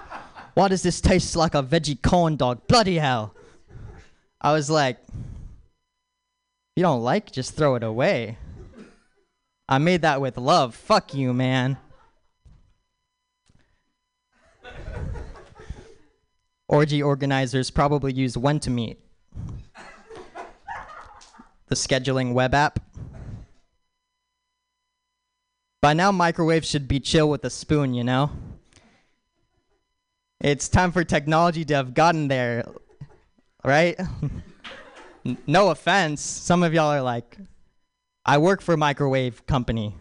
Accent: Dallas, Texas, United States; I'm an American Indian. Dallas raised

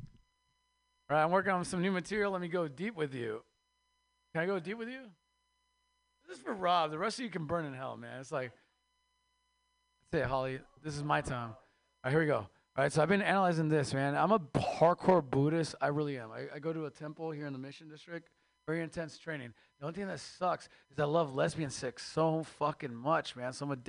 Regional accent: Mexico; moved away; I am Mexican from Mexico

